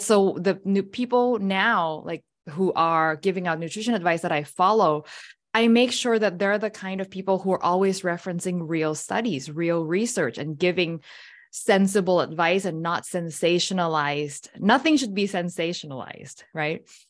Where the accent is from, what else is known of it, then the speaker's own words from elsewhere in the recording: Thailand; I was born and raised in Thailand